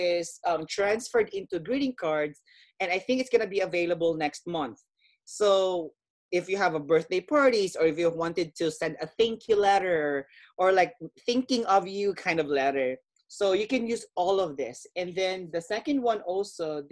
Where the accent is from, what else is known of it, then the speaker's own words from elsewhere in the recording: Philippines; growing up in my culture, being Filipino